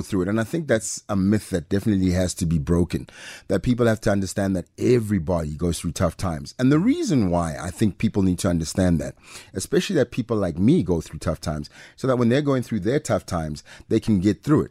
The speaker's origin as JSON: {"language": "English", "town": "Pretoria", "region": "Gauteng", "country": "South Africa", "tie": "born or raised there", "also_born_or_lived": "Mamelodi / Atteridgeville / Mabopane", "accent": "private school accent", "said": "born in Mums, grew up between Garankuwa and Soshanguve. Really, so between those places, I always say I'm from Pretoria"}